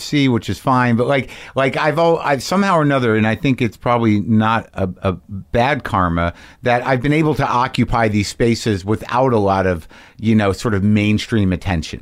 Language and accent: English; Albuquerque, New Mexico, United States; also born or lived in New Jersey; I grew up in Albuquerque, New Mexico